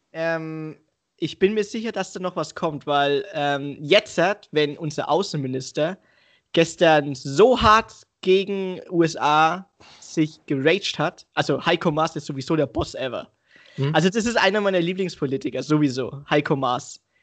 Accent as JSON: {"language": "German", "country": "Germany", "said": "ein Deutscher mit Migrationshintergrund"}